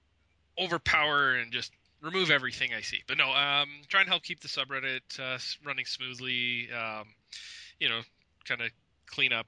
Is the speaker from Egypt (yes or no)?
no; Canada; I'm in Canada. I'm Canadian.